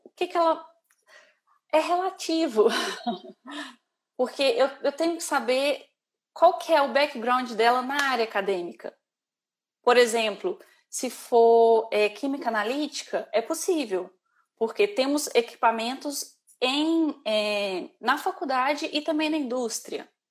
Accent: Brazil; moved away as an adult; now in Ireland; como boa brasileira

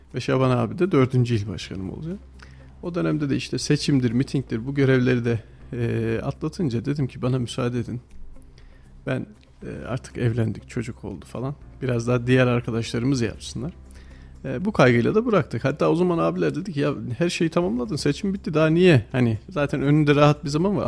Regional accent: Kayseri, Kayseri Province, Turkey; Çorakçılar Mahallesi'nde büyüdüm

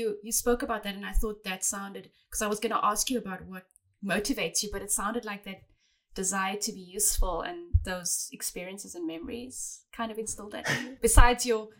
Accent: South Africa; now in Canada; I'm South African and now Canadian, so I come from a different culture. Even though I speak the same language

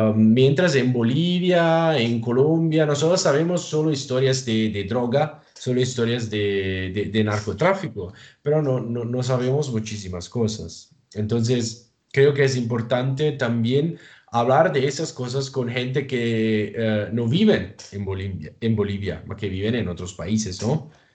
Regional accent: Italy; Spanish is a second language; en mi país, en Italia

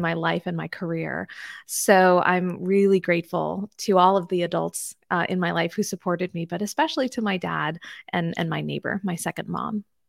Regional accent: D.C., Maryland, United States; I grew up in Maryland, just outside of Washington, D C

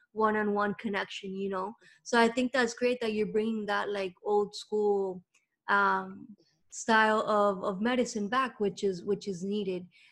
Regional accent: Miami, Florida, United States; I'm here in Miami

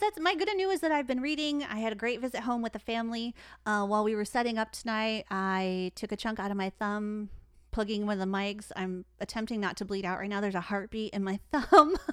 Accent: Detroit, Michigan, United States; I'm from Detroit

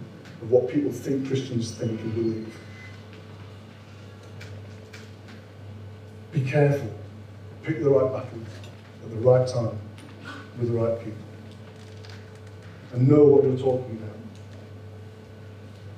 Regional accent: Yorkshire and the Humber, United Kingdom; I'm a Yorkshireman

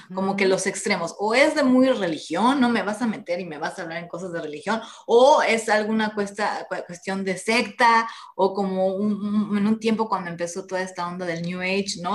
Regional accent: Mexico; como católicos, latinos, mexicanos

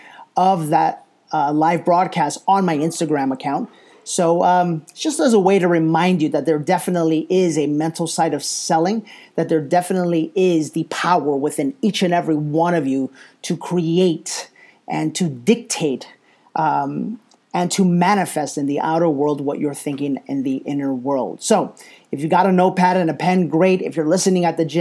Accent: New York City, New York, United States; moved away; New York City, my hometown

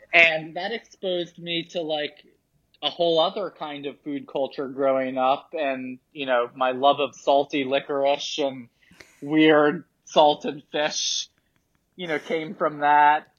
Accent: New York City, New York, United States; I grew up in lower Manhattan in an area called Soho

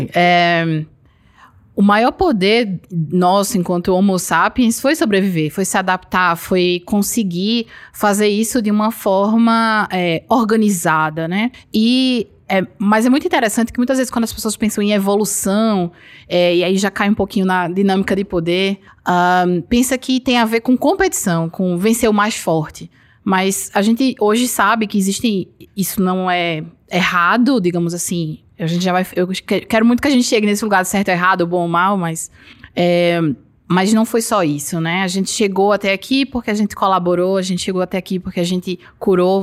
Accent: Garanhuns, Pernambuco, Brazil; Sou da Suíça pernambucana. Garanhuns

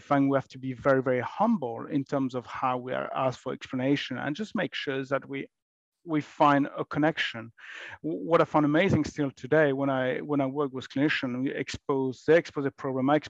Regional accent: France; moved away as an adult; now in United Kingdom; I grew up in France many, many years ago

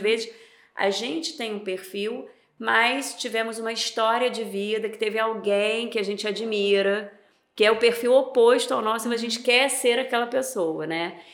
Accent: Niterói, Rio de Janeiro, Brazil; moved away as an adult; now in Campos dos Goytacazes, Brazil; eu sou de Niterói né nasci em Niterói vivi lá a minha vida toda e há sete anos atrás eu vim morar em Campos

